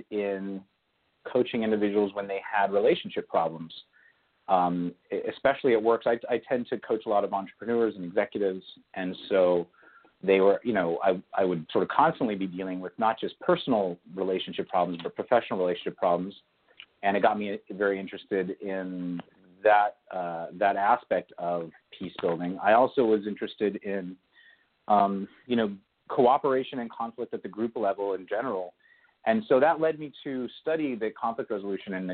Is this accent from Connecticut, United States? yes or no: no; Agoura Hills, California, United States; I grew up in Agoura Hills, California, which is a suburb just north of Los Angeles